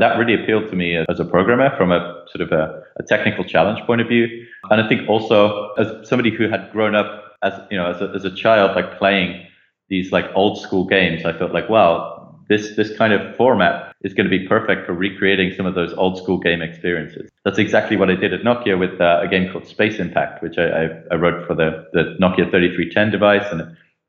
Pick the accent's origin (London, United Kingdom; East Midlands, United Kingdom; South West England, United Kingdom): East Midlands, United Kingdom; Leicester; accent: generic; So I grew up in the UK. You might not be able to tell that from my accent, which has got a lot more sort of generic over the years. But I grew up in a little village like shortly outside of a city called Leicester in the United Kingdom.